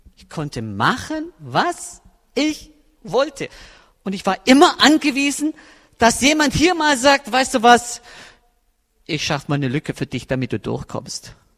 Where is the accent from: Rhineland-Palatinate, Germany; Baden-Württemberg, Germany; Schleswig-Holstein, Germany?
Baden-Württemberg, Germany; Swabian Jura; moved away as an adult; now in Berlin, Germany; ich habe eine Heimat auf der Erde, das ist die Schwäbische Alb. Und da sind wirklich meine Wurzeln, wirklich. Da ist meine Familie, meine Verwandtschaft. Da bin ich aufgewachsen